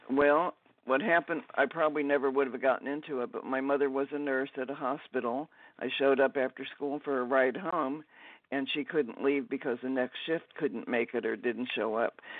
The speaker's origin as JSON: {"language": "English", "town": "Dayton", "region": "Ohio", "country": "United States", "tie": "born or raised there", "said": "I grew up in Dayton, Ohio."}